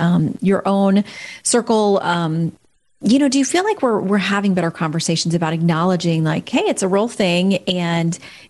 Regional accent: Florida, United States; I'm a born and raised in Florida girl

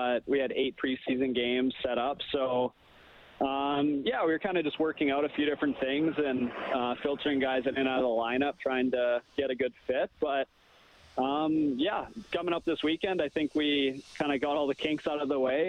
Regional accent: Wetaskiwin, Alberta, Canada; I grew up, born and raised in Wetaskiwin.

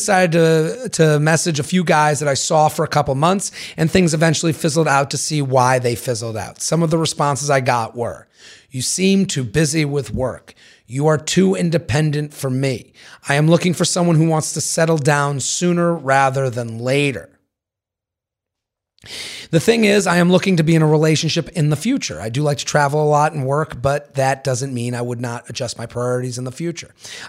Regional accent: Washington, United States; also born or lived in Los Angeles; I was living in LA for the last 5 years and recently moved back to my hometown in Washington State. Roughly 400,000 people, where the median income is about 50K a year.

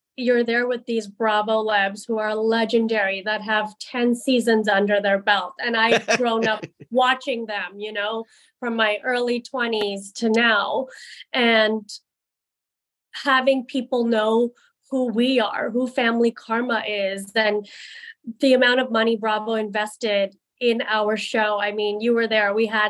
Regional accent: India; my show right now is just about, you know, getting married and being Indian.

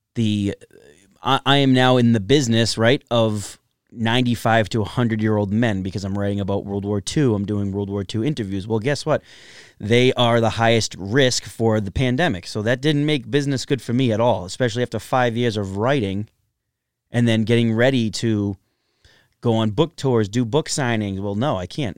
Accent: Everett, Massachusetts, United States; I grew up in Everett, Massachusetts, uh, in the Everett Projects on Veterans Ave

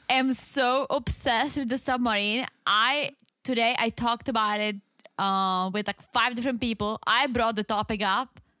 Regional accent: South Moravian Region, Czechia; accent: heavy accent; English is a second language; moved away; I'm from South Moravia.

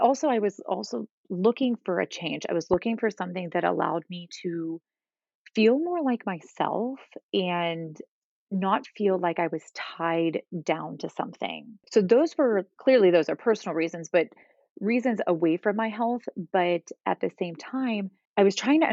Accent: Northeast Ohio, United States; moved away as an adult; also born or lived in Texas; I grew up in Northeast Ohio, moved to Texas for about 8 years, and now am living back in Northeast Ohio close to my family

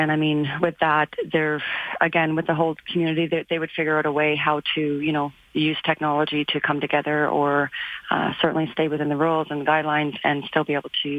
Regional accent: Sydney, Nova Scotia, Canada; now in Calgary, Canada; But I do have family in Truro and stuff, so I've spent time in those areas. And I'm from Sydney

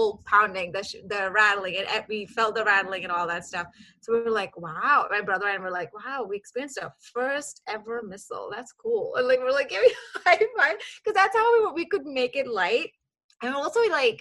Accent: Kuwait; moved away as an adult; now in Dallas, United States; I grew up in Kuwait. I was born and raised in Kuwait for 26 years.

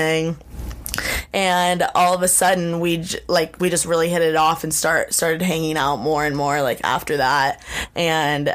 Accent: Bloomington, Indiana, United States; Bloomington, like my hometown, which is an hour away to Indianapolis

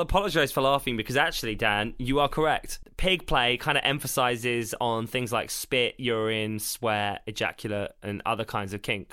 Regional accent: South of England, United Kingdom; I'm from the South

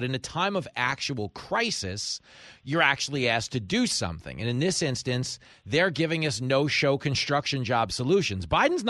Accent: Long Island, New York, United States; I grew up on Long Island, right?

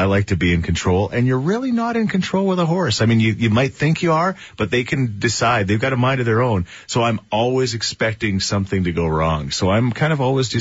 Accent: Thorsby, Alberta, Canada; my hometown of Thoresby

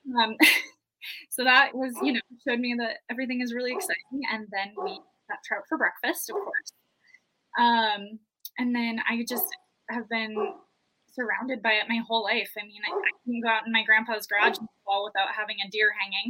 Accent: Montana, United States; moved away as an adult; also born or lived in Wyoming; born and raised in Montana, moved to Wyoming after college with my husband. I'm a teacher back in Montana now.

